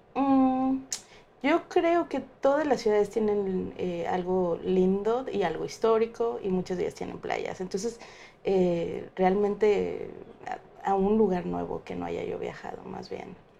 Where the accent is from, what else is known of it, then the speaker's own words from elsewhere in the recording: Mexico; yo como mexicana